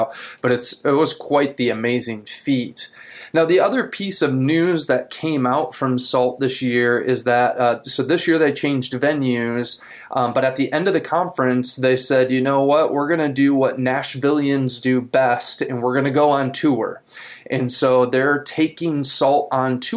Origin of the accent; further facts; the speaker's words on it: Grand Haven, Michigan, United States; I'm from Grand Haven. We're both in Michigan